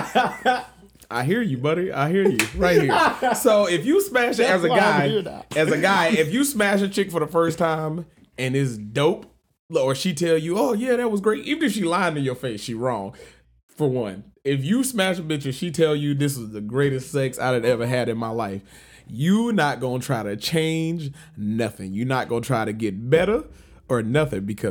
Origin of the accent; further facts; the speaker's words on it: Georgia, United States; I'm from Georgia.